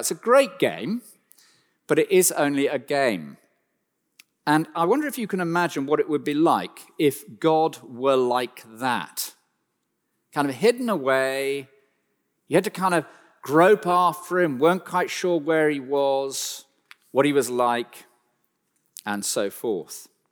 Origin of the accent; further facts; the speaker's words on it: West Country, South West England, United Kingdom; as a small child, we grew up deep in the West Country of, uh, England